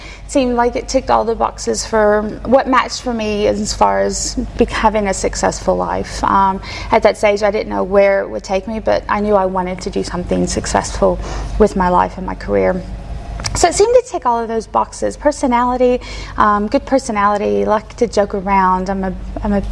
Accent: Kentucky, United States; moved away; I was born and raised in Kentucky by a stepdad.

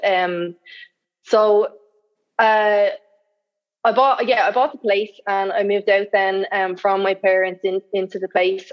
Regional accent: Dublin, Leinster, Ireland; also born or lived in Sydney, Australia; I'm from Dublin. I, am living in Dublin

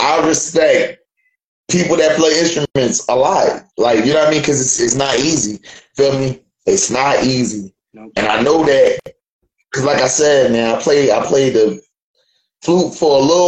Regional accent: Philadelphia, Pennsylvania, United States; I'm from Philly too

